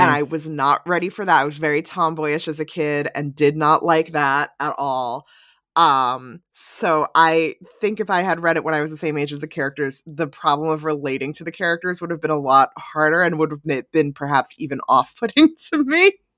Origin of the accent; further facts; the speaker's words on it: New Jersey suburbs, United States; I grew up in the New Jersey suburbs